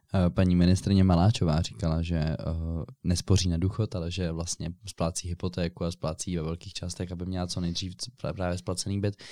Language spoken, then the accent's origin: Czech; Prague, Czechia; Já jsem rodilý Pražák